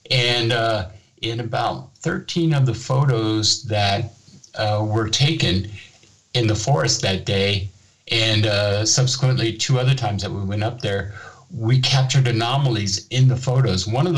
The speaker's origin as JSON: {"language": "English", "country": "Germany", "tie": "born or raised there", "said": "So I decided to go ahead and tell my story about my childhood growing up in Germany and when my father was stationed here"}